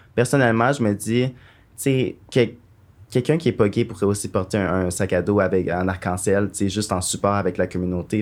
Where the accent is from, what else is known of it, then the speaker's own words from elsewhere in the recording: Quebec City, Quebec, Canada; now in Montreal, Canada; je viens de Québec